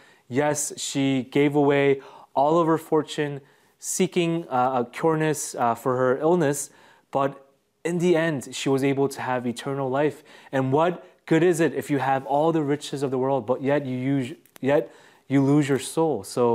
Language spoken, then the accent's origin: English; Côte d’Ivoire; because I grew up in Africa, and because my parents were missionaries in the Ivory Coast